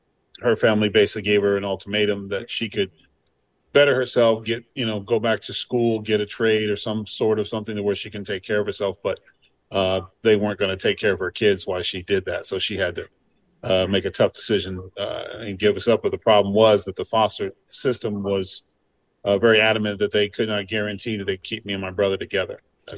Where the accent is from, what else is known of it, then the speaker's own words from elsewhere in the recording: California, United States; also born or lived in Lynn, Massachusetts; I grew up in Lynn, Massachusetts, until I was about seven, and then moved to California at that time.